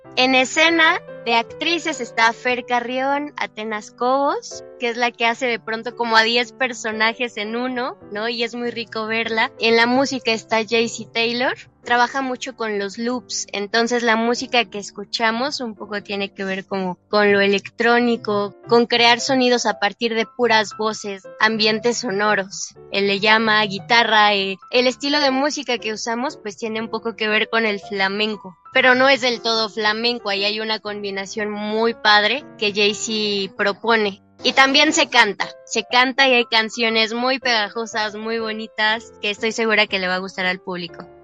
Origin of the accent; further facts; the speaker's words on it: Mexico; somos dos niñas mexicanas queriendo ser españolas